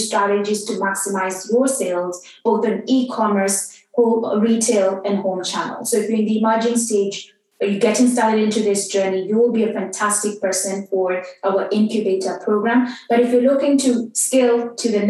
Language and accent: English; Kenya; I grew up in Kenya, and Kenyan is a very patriarchal society